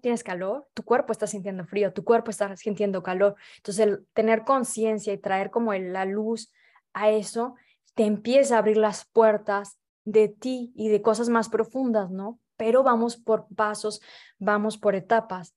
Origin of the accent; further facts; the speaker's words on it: Veracruz, Mexico; moved away as an adult; now in Paris, France; yo soy de Veracruz